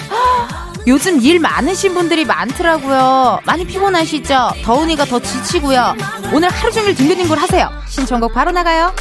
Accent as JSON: {"language": "Korean", "region": "Incheon", "country": "South Korea", "tie": "born or raised there", "said": "저도 인천 출신이다 보니까요"}